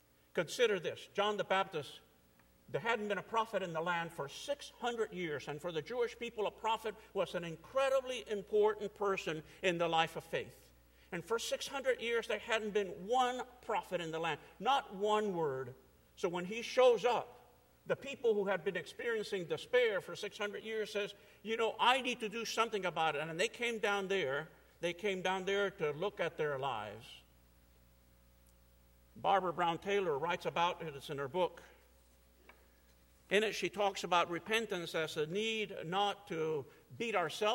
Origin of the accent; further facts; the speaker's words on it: Cuba; moved away; I'm an immigrant from Cuba, 1961